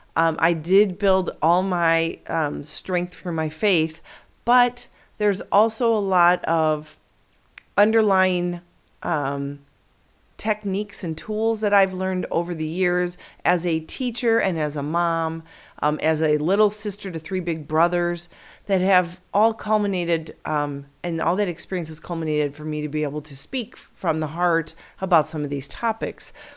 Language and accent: English; near Chicago, Illinois, United States; moved away as an adult; now in Arizona, United States; Now I am an Illinois girl, born and raised near Chicago